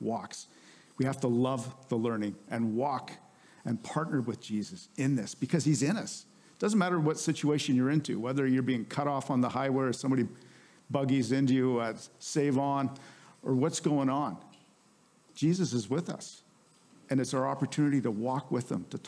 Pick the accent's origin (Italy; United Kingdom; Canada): Canada; we're Canadians